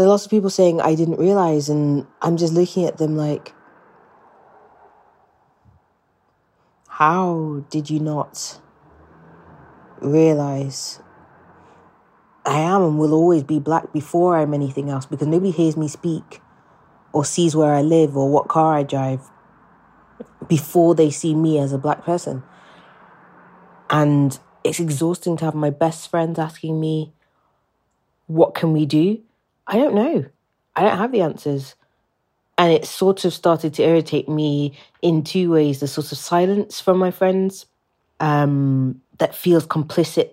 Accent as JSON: {"language": "English", "region": "England", "country": "United Kingdom", "tie": "born or raised there", "accent": "British", "said": "where I grew up, which was predominantly white neighbourhoods in England"}